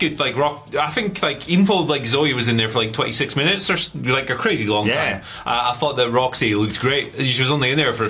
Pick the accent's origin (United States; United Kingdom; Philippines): United Kingdom; Aberdeen, Scotland; I'm from Aberdeen